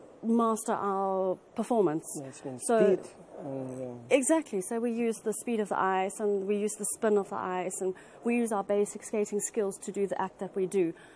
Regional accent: Cape Town, Western Cape, South Africa; moved away; I was a skater from Cape Town, South Africa, which, as everyone knows, is not an ice skating nation at all.

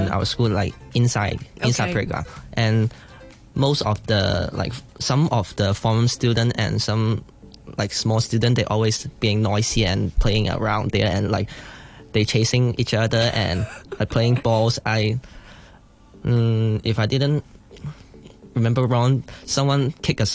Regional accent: Yuen Long, Hong Kong; we are from Yuanlong

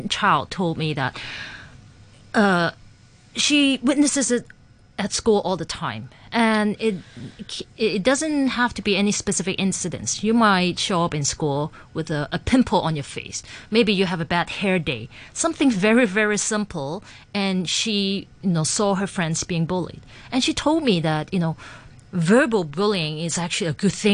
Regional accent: Hong Kong; I grew up in Hong Kong

